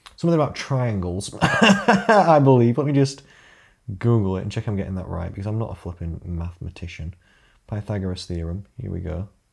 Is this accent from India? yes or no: no; Rotherham, Yorkshire and the Humber, United Kingdom; now in Sheffield, United Kingdom; I was born in Rotherham, meaning I am a Rother dog.